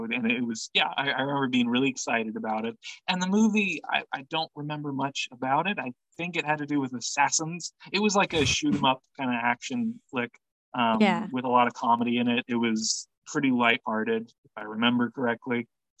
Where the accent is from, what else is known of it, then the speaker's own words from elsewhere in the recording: Lincoln, Nebraska, United States; I grew up in Lincoln, so it was also the first and so far only time I rode on a city bus and went to see a movie.